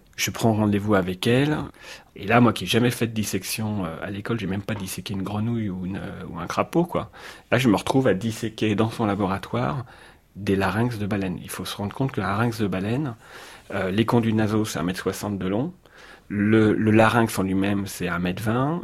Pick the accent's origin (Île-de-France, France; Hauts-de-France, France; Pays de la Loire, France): Île-de-France, France; Paris; je suis parisien